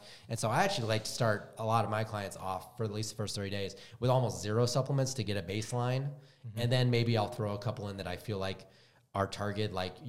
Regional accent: Wisconsin, United States; now in Utah, United States; I'm from Wisconsin, and I've always hated the cold.

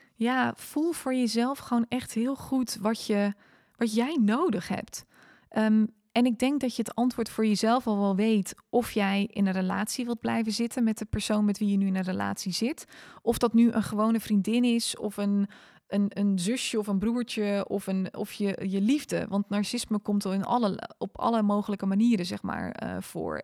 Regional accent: Netherlands; also born or lived in South Africa; now in Almere, Netherlands; als typische Hollander

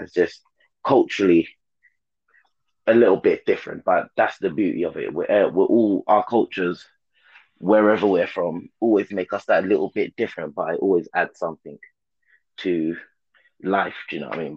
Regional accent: London, United Kingdom; I was born in London, King's College Hospital

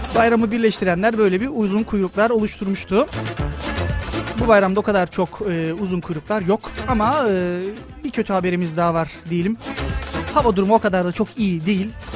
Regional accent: Thrace, Tekirdağ, Turkey; now in Çanakkale, Turkey; ailem benim Tekirdağ'dadır. Aslen de 40'lar 50'liyim. Yani Trakya'dan dışarı çıkmış bir insan değilim.

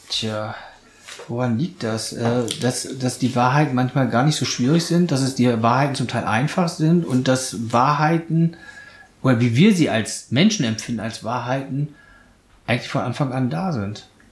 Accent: Oldenburg, Lower Saxony, Germany; now in Munich, Germany; ich bin ja in Oldenburg geboren oder bei Oldenburg

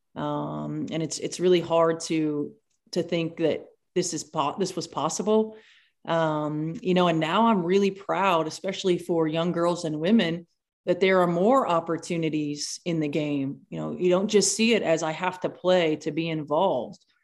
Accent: Indiana, United States; you grew up in Indiana, so of course you played basketball

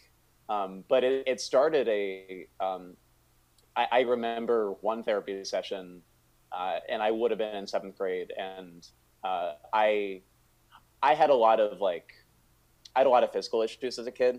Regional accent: Northern Virginia, United States; I grew up in Northern Virginia

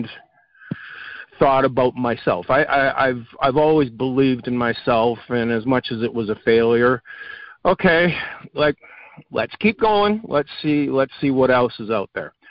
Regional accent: Canada; I'm Canadian

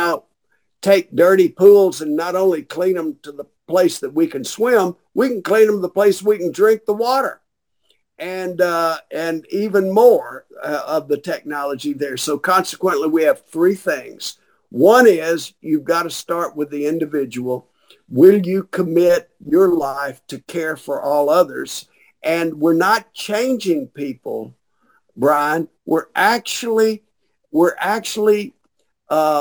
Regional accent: Shreveport, Louisiana, United States; When I grew up in Shreveport, I knew everybody that lived on my street.

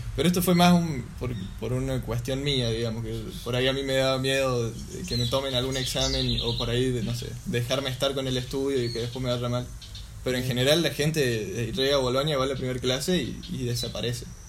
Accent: Argentina; yo les decía que era argentino

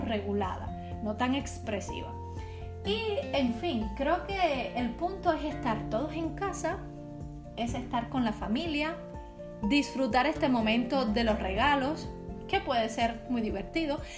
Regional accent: Cuba; now in Czech Republic; para los cubanos

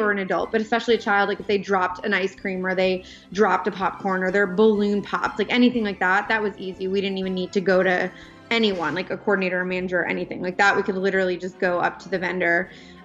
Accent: Pennsylvania, United States; moved away as an adult; I grew up in Pennsylvania

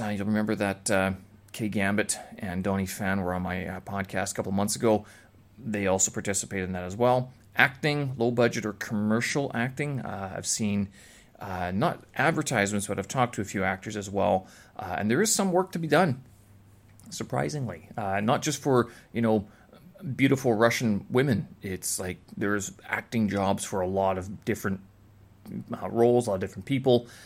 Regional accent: Canada; moved away as an adult; now in Beijing, China; when I was back in Canada.

